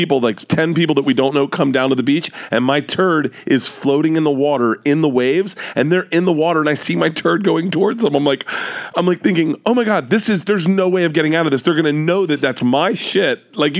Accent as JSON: {"language": "English", "region": "the South", "country": "United States", "tie": "born or raised there", "said": "we grew up in the South, but we weren't racist, but we definitely heard it."}